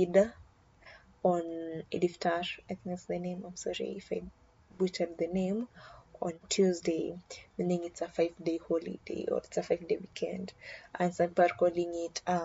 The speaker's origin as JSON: {"language": "English", "country": "Kenya", "said": "as a Kenyan, my people drink for good news and bad news"}